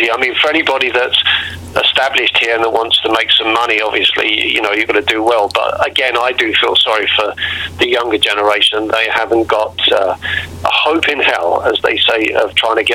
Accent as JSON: {"language": "English", "region": "London", "country": "United Kingdom", "tie": "born or raised there", "moved": "yes", "said": "I've been here for 24 years, um, and I was born and bred in London. And I, will be honest, my uh, Michael, um, my accent is just mellowed a little bit."}